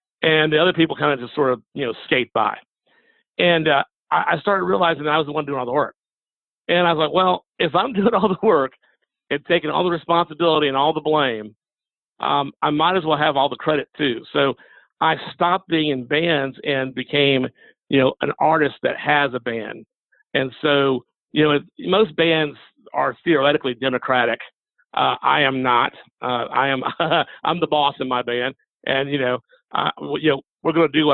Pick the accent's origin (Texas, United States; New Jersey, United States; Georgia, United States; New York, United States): Georgia, United States; Macon; I also teach at two universities here in my hometown of Macon, Georgia.